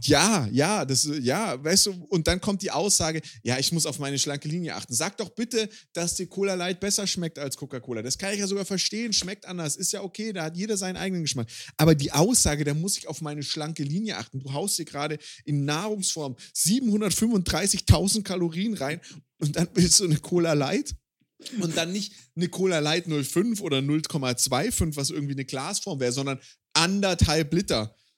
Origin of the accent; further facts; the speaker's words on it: Swabia, Germany; now in Bavaria, Germany; ich lebe in Bayern, ich bin Schwabe